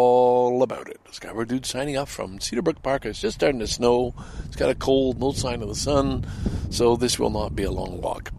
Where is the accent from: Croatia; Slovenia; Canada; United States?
Canada; also born or lived in Ottawa / Toronto / Montreal / Vancouver; And I think I am, as a Canadian representative, I think I'm very good, having lived in Ottawa, Toronto, Montreal, Vancouver, having lived outside the country, and I do think I have an awful lot to offer.